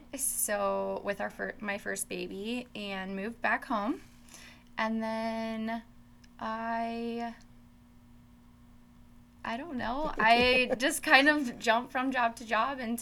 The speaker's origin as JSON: {"language": "English", "town": "Oskaloosa", "region": "Iowa", "country": "United States", "tie": "born or raised there", "also_born_or_lived": "Des Moines, Iowa", "lives_now": "Carroll, United States", "said": "I actually did not grow up here in Carroll. I grew up in Oskaloosa, Iowa"}